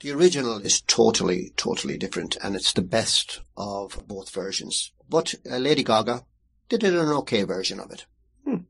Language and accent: English; Ballina, Connacht, Ireland; my hometown, Ballina